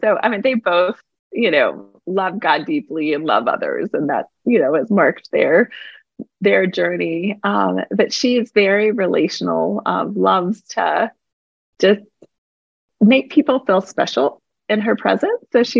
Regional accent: East Coast, United States; also born or lived in Fullerton, California / Charlotte, North Carolina; I was born in California, but I was raised on the East Coast.

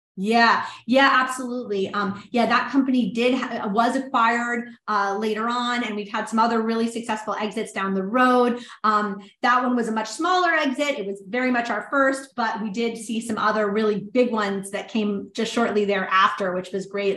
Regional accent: New Orleans, Louisiana, United States; moved away; New Orleans, which was my hometown.

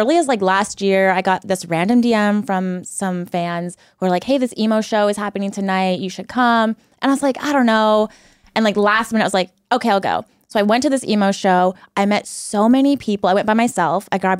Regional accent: Washington, United States; moved away as an adult; now in San Diego, United States; I was born and raised in Washington my whole life, lived there.

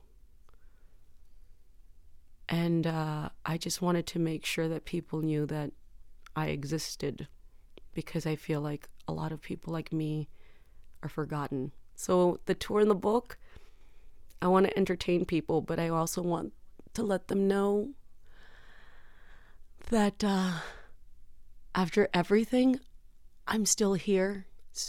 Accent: San Juan, Texas, United States; I grew up in San Juan, Texas, which is near McAllen, Texas

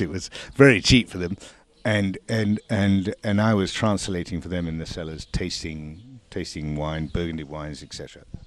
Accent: England, United Kingdom; now in France; I was born in England, and I am here talking to you from the south of France

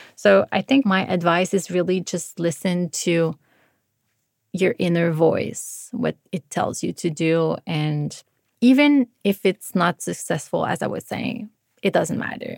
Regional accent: Montreal, Quebec, Canada; moved away as an adult; I just felt very comfortable in Montreal. It's my hometown

